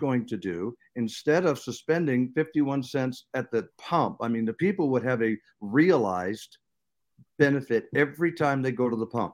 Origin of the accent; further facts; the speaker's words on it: Seattle, Washington, United States; I grew up in Seattle